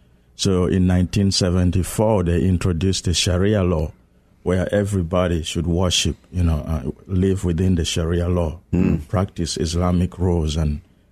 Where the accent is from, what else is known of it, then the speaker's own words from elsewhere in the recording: South Sudan; also born or lived in Johannesburg, South Africa / Kampala, Uganda; now in United States; I was born in South Sudan, but I had my theological training in Johannesburg, South Africa, actually in Soweto, and then came to the U.S. in 2005 to study at Northern Seminary.